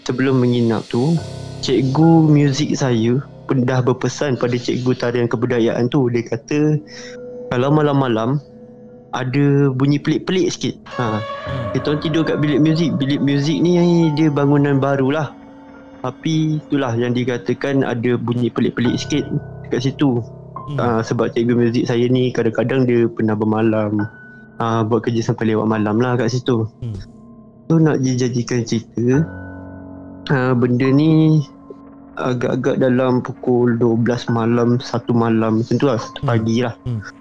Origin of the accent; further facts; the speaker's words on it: Selangor, Malaysia; saya daripada Selangor, umur saya 22.